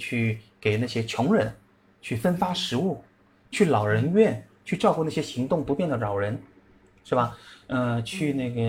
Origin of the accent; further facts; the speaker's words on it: Shanghai, China; moved away; 因为我上海人嘛，喜欢吃馄饨嘛